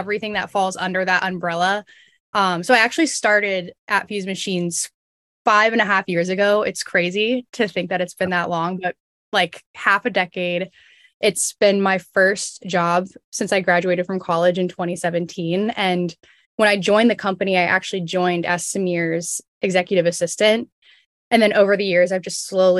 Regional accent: Southern Ohio, United States; moved away as an adult; now in New York, United States; I'm actually from Southern Ohio, which is like the exact opposite of New York

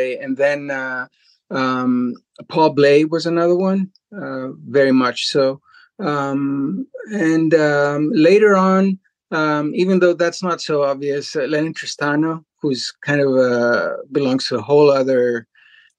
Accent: Greece; moved away as an adult; also born or lived in Chicago, United States; now in Boston, United States; I came from Greece

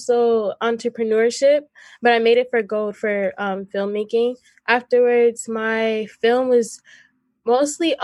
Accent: Boston, Massachusetts, United States; I grew up in a wonderful place called Mattapan

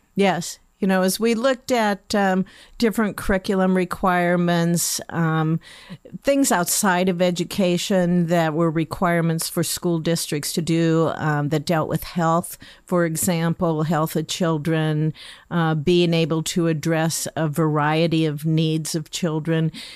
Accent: Lincoln, Nebraska, United States; I was born and raised in Lincoln.

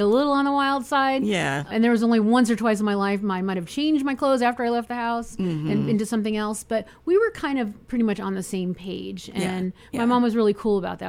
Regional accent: Scottsdale, Arizona, United States; I grew up in Scottsdale, Arizona. I was there decades

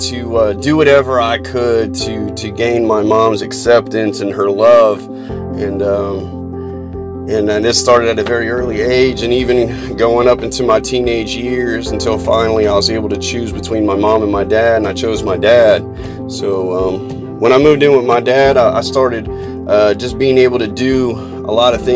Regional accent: Columbus, Ohio, United States; I'm 37 years old, born and raised in Columbus, Ohio

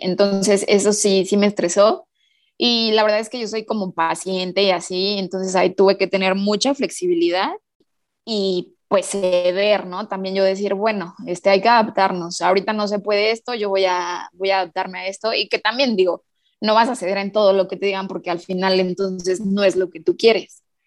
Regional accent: Toluca, State of Mexico, Mexico; soy de Toluca, del Estado de México

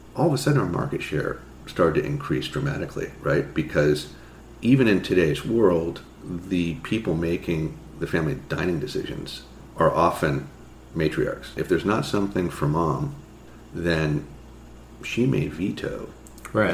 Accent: Marin, California, United States; moved away as an adult; also born or lived in New York City; I grew up in Marin

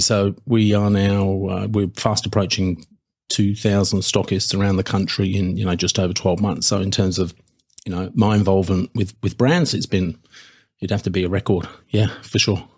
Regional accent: United Kingdom; now in Australia; being British

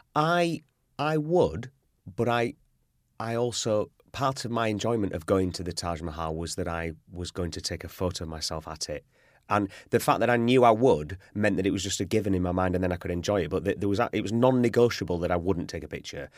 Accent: Yorkshire and the Humber, United Kingdom; I'm from Yorkshire, which is the, the north of England

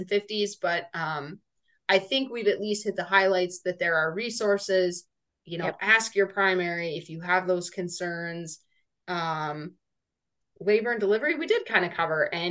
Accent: North Dakota, United States; we grew up in North Dakota.

